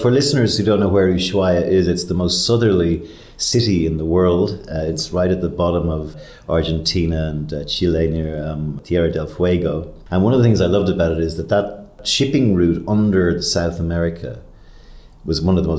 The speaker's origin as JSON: {"language": "English", "town": "Dublin", "region": "Leinster", "country": "Ireland", "tie": "born or raised there", "moved": "as an adult", "said": "coming to you from my hometown of Dublin. I'm in the north side in Phibsborough"}